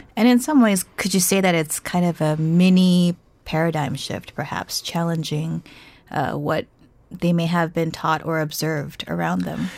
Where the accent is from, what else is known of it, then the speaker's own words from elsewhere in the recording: United States; as an American